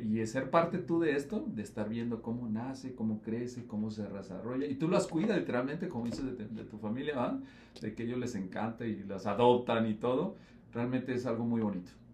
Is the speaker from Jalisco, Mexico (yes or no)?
yes; Jalisco, Mexico; Yo soy de Jalisco